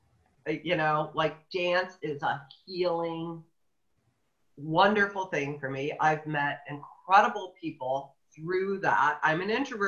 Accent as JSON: {"language": "English", "region": "central Illinois", "country": "United States", "tie": "born or raised there", "moved": "as an adult", "lives_now": "Oregon, United States", "said": "I was in central Illinois"}